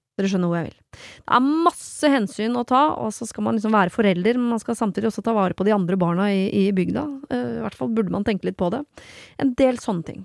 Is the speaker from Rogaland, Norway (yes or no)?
no; Oslo, Norway; jeg gikk på SFO som barn i Bjølsenparken